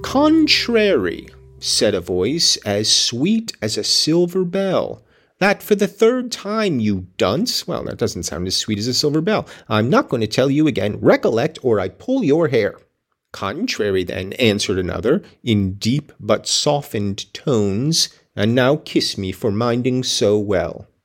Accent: United States

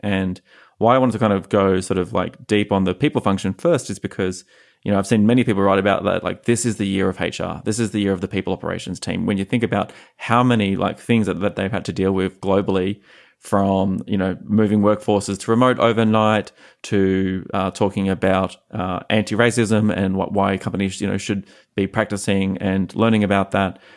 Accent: Australia; moved away as an adult; as like a young H R professional growing up in Australia

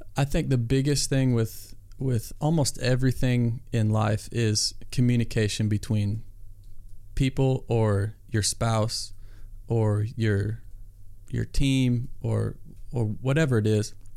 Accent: Iowa, United States; I grew up in Iowa

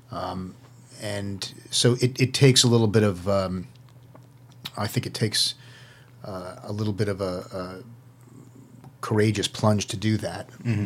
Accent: New York City, New York, United States; moved away as an adult; also born or lived in New Jersey / Miami; now in Los Angeles, United States; was actually born in New York City

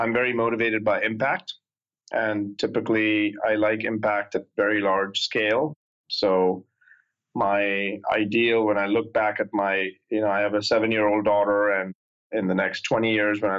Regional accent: India; moved away as an adult; now in United States; I grew up in India. I came here when I was 19

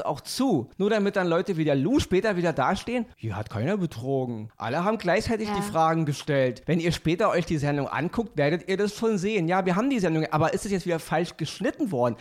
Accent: Berlin, Germany; Ich bin Berliner.

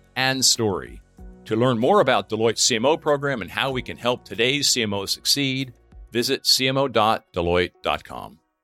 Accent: near Philadelphia, Pennsylvania, United States; I grew up near Philadelphia

